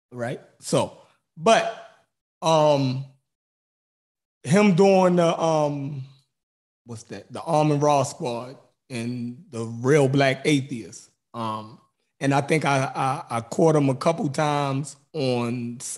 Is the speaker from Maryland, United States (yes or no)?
yes; Baltimore, Maryland, United States; accent: Baltimore; he automatically knew I was from Baltimore by my accent. So um, and we actually grew up in the same neighborhood and knew a lot of the same people.